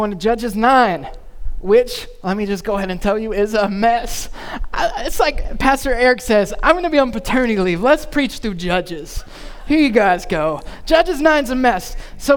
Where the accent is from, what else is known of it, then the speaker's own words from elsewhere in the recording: North Carolina, United States; being from North Carolina, growing up in North Carolina